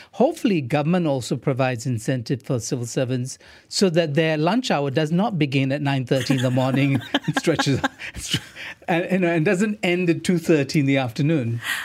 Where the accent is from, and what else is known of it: Malaysia